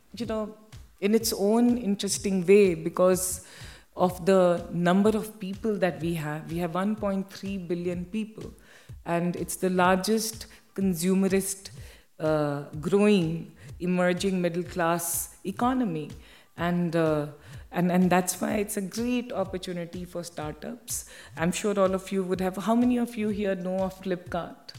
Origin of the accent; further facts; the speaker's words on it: Bihar, India; I grew up in Bihar, which is uh, in the north of India